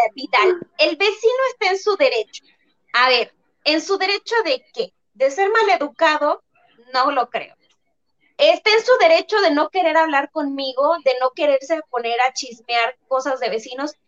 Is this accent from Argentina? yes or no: no; Tabasco, Mexico; now in Guadalajara, Mexico; nosotras vivimos aquí en, en Guadalajara, somos tabasqueñas